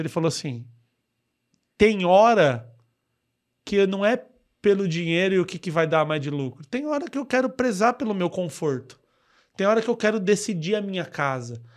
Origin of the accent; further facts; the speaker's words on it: Mauá, São Paulo, Brazil; accent: caipira; E eu sou de lá. Eu moro, desde o meu primeiro dia de vida, eu moro naquela cidade